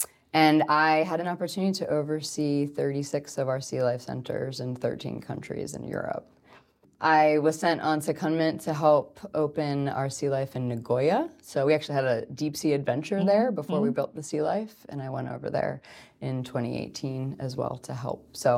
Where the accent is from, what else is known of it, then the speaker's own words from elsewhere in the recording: Pennsylvania, United States; So I'm from the East Coast and not from California originally, which is kind of cool because we weren't near the ocean